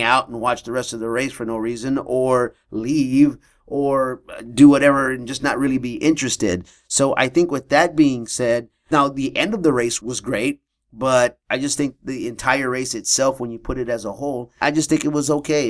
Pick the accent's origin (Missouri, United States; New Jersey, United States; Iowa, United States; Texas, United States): Texas, United States; moved away; I'm from Texas. We didn't play lacrosse at my high school